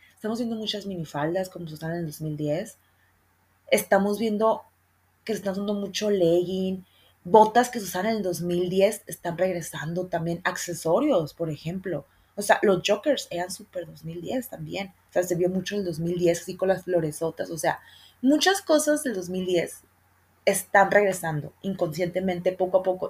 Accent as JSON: {"language": "Spanish", "region": "Sonora", "country": "Mexico", "said": "yo soy de Sonora y en Sonora la capirotada es, una, es un postre que se usa mucho acá"}